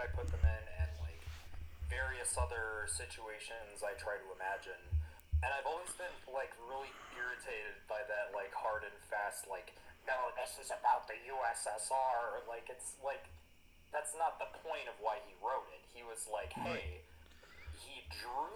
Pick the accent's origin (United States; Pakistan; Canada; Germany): United States; as an American